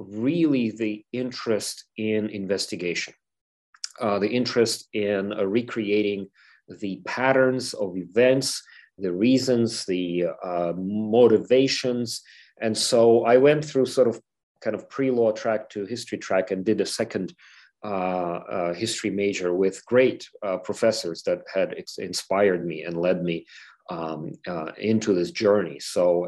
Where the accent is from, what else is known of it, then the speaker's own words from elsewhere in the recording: Ukraine; moved away; I'm from Ukraine